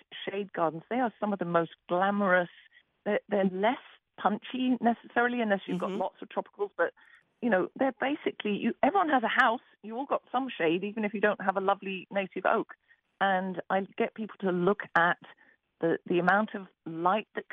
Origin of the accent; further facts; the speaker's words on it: England, United Kingdom; moved away; I'm from England